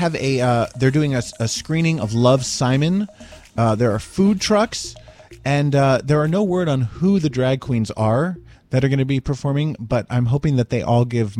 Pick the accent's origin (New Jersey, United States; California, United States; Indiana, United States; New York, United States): New Jersey, United States; Summit; My hometown, Summit, New Jersey